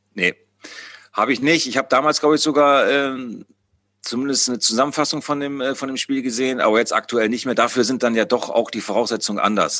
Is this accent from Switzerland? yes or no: no; Bremen, Germany; moved away as an adult; also born or lived in Hamburg; now in Osnabrück, Germany; jetzt war ich wieder in meiner, in meiner Heimatstadt, wo ich auch früher, äh, sehr oft im, im Stadion war, ähm, als, als kleiner Jung